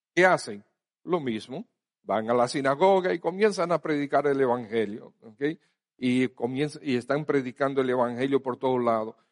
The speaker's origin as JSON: {"language": "Spanish", "country": "Dominican Republic", "said": "somos dominicanos"}